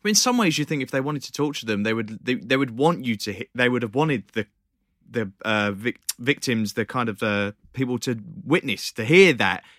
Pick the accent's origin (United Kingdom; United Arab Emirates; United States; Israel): United Kingdom; accent: British; my British accent